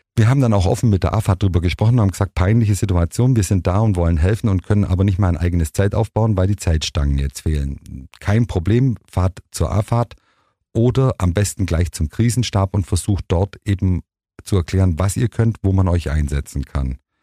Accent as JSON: {"language": "German", "country": "Germany", "said": "als Deutscher"}